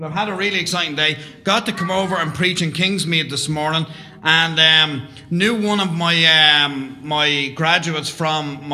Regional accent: Dublin, Leinster, Ireland; I was brought up in Dublin, Roman Catholic, come from a Catholic background.

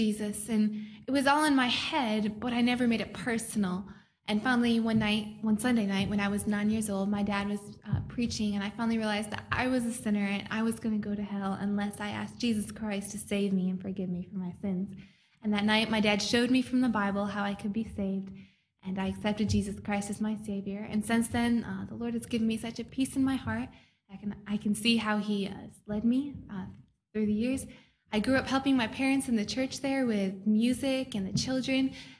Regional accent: Dublin, Leinster, Ireland; I'm from Dublin, Ireland. I grew up there from the age of 7, and my dad's the pastor there.

